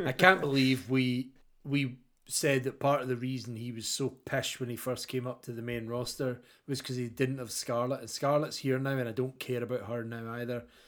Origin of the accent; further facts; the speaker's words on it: Scotland, United Kingdom; as a Scotsman